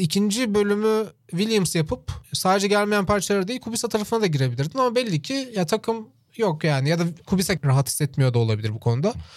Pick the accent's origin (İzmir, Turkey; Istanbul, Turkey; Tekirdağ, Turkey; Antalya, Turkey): Tekirdağ, Turkey; Çorlu; born or raised there